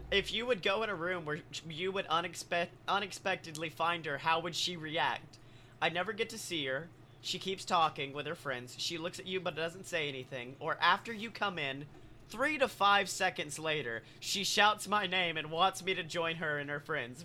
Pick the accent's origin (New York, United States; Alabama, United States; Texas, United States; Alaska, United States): Alabama, United States; moved away as an adult; now in Florida, United States; I'm from Alabama